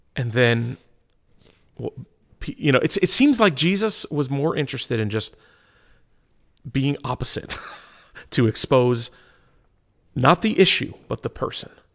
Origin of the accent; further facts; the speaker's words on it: United States; as an American Christian body